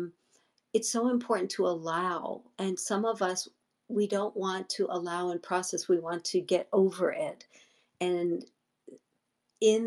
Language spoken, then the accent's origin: English; New York, United States; now in Los Angeles, United States; I was brought up in New York before I moved